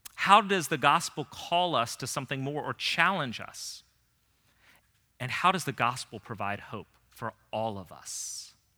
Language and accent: English; Northern Virginia, United States; growing up in Northern Virginia